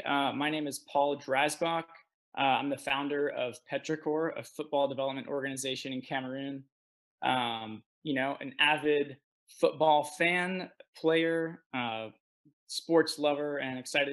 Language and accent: English; Philippines; So I actually grew up overseas. So I grew up in Southeast Asia. And in the Philippines